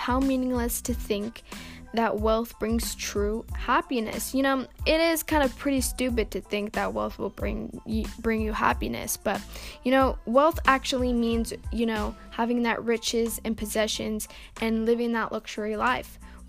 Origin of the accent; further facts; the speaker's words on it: Houston, Texas, United States; I'm not from Australia. I'm from Texas. I'm a Texas gal. But yeah, I mean, I don't have a Texas accent, but I am from Texas, Houston, Texas.